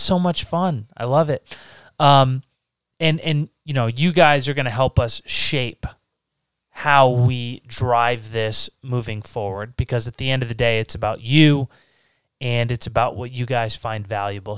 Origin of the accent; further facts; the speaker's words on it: Massachusetts, United States; we're from Massachusetts